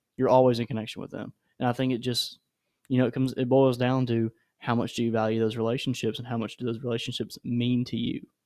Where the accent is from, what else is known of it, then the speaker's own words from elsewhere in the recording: Nashville, Tennessee, United States; moved away as an adult; I'm from Nashville